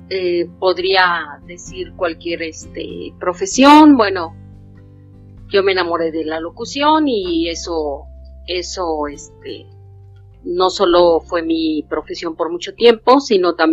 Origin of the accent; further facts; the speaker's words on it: Mexico; básicamente me considero una mexicana, consciente de sus derechos